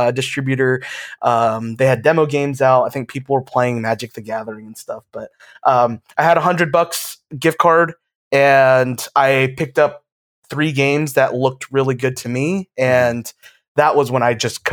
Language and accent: English; Georgia, United States; now in Florida, United States; I'm originally from Georgia